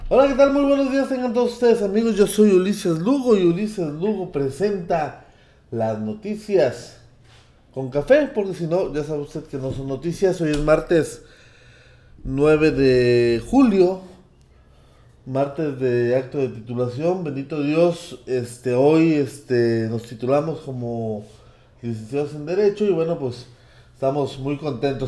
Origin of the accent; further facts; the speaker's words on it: Mexico; como mexicanos